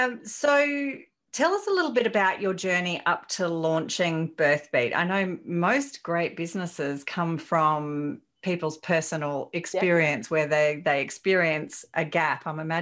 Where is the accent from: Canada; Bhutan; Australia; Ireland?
Australia; Mona Vale, New South Wales; born there; I was born in Mona Vale Hospital.